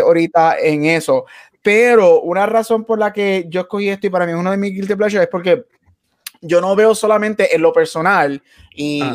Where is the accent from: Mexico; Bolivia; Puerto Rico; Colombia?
Puerto Rico; Nosotros somos obviamente nacidos y criados en Puerto Rico